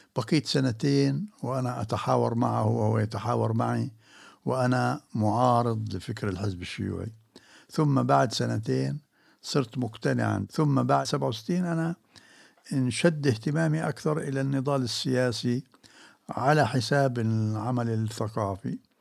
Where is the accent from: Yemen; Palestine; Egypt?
Palestine; Jerusalem; moved away as an adult; also born or lived in Prague / Amman / Beirut; بيتنا هنا في آه، جبل المكبر